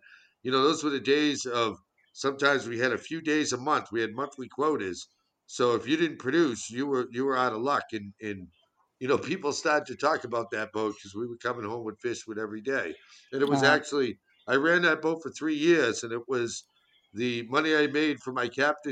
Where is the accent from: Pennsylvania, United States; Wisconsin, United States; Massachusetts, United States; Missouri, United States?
Massachusetts, United States; Beverly; I live in Beverly, which is my hometown